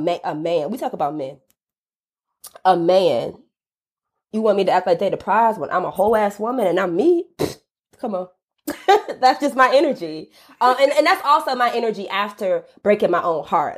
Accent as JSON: {"language": "English", "town": "College Park", "region": "Georgia", "country": "United States", "tie": "born or raised there", "said": "I'm from College Park, Georgia, which is a suburb of Atlanta, uh, predominantly Black neighborhood, very much working class"}